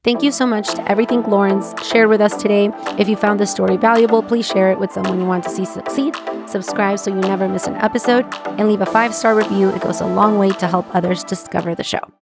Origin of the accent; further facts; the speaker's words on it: Mexico; I'm from Mexico